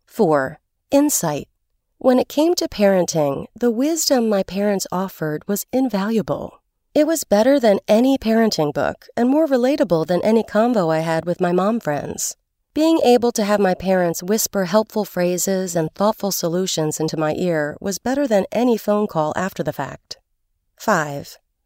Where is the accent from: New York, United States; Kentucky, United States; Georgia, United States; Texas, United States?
Kentucky, United States; Louisville; also born or lived in Los Angeles; I love my hometown and never gave up a chance to visit Louisville, Kentucky, but for close to 20 years, my home was in Los Angeles.